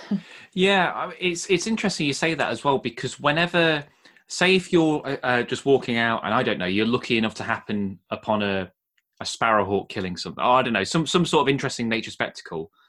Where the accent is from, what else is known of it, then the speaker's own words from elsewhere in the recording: Nottingham, East Midlands, United Kingdom; I grew up well born and bred in Nottingham